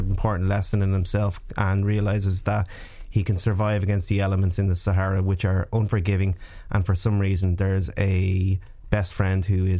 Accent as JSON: {"language": "English", "town": "Dublin", "region": "Leinster", "country": "Ireland", "said": "as an Irish, as a Dubliner"}